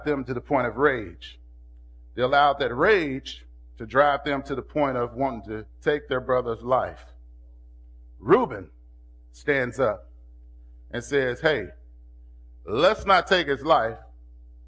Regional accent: Kentucky, United States; I'm from Kentucky

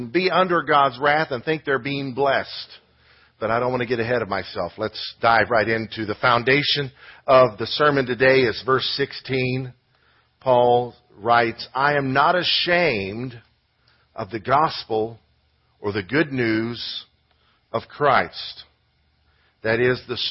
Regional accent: United States; being an American

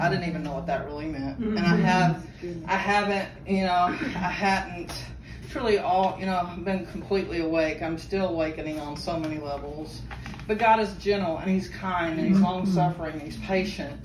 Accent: Fort Worth, Texas, United States; I'm from Fort Worth.

